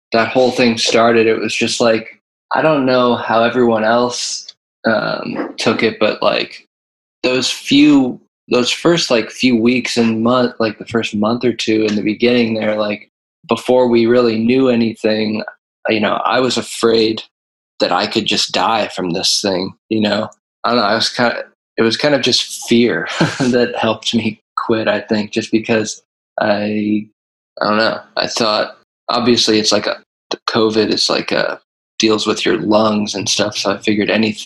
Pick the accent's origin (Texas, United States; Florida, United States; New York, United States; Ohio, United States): Ohio, United States; I grew up in Ohio, which is like northeast